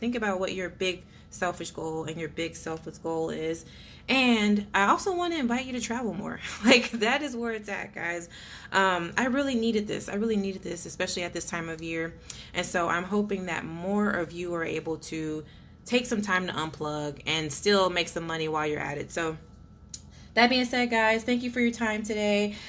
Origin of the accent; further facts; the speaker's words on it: Texas, United States; I'm Texan